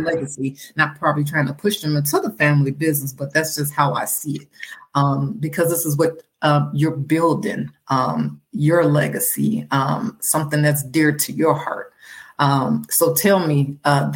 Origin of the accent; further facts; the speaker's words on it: Chicago, Illinois, United States; now in Arizona, United States; I'm originally from Chicago, Illinois.